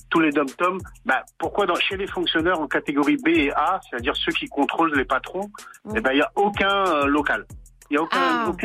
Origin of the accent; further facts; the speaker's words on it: Guadeloupe; also born or lived in Martinique; now in France; je suis, je suis Guadeloupéen, Martinique aussi.